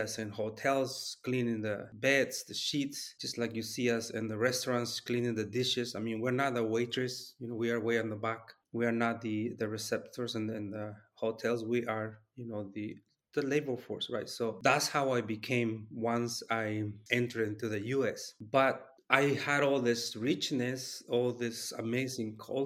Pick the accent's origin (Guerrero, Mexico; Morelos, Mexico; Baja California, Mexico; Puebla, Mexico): Guerrero, Mexico; now in Oregon, United States; I'm from the Nahuatl community, from the state of Guerrero, what is known now as Guerrero, Mexico.